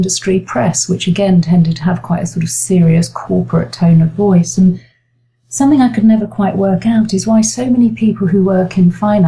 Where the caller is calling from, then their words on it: London, United Kingdom; The very rainy surrounds of Kentish Town in leafy green North London, not.